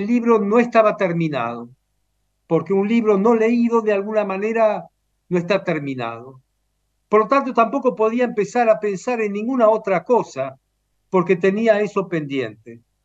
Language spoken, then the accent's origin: Spanish; Romania; moved away; Nací en Rumania